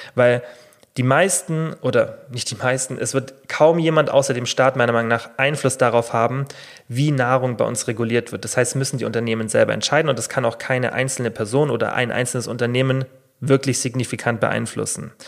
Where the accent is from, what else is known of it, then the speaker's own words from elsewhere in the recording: Germany; hier bei uns in Deutschland